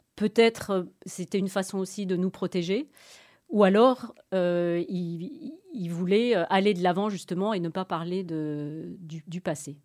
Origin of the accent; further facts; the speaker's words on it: France; moved away as an adult; now in Brussels, Belgium; je suis française et j'habite en Belgique depuis plus de 20 ans, donc euh, presque belge